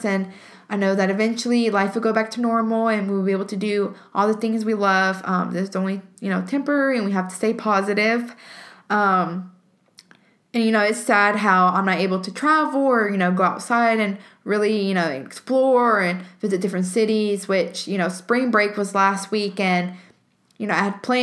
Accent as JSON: {"language": "English", "region": "Alabama", "country": "United States", "said": "I am from Alabama and I am a student at the University of Alabama"}